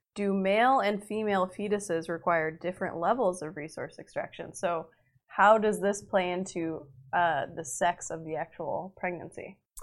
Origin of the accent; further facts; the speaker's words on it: Massachusetts, United States; moved away; I'm supposed to go home to Massachusetts